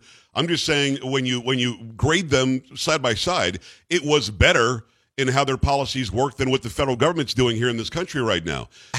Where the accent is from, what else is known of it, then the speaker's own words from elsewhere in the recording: New York, United States; moved away; I'm from New York originally.